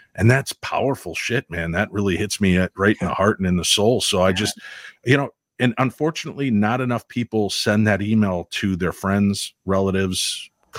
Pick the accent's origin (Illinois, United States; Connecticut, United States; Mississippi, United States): Illinois, United States; Chicago; moved away; also born or lived in Minnesota; growing up in Chicago